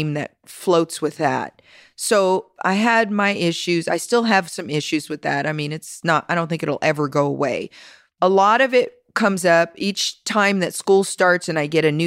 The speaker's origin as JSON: {"language": "English", "town": "Las Vegas", "region": "Nevada", "country": "United States", "tie": "born or raised there", "said": "born and raised in Las Vegas. Been here ever since."}